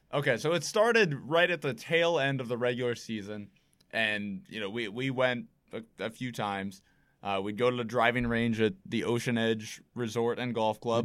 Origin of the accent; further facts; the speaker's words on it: Brewster, Massachusetts, United States; growing up in Brewster